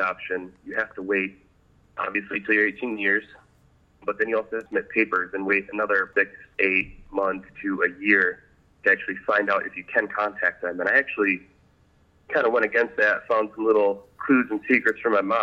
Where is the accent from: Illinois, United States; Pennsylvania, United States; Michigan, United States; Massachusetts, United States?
Michigan, United States; Traverse City; I grew up in Traverse City, Michigan with my adoptive family.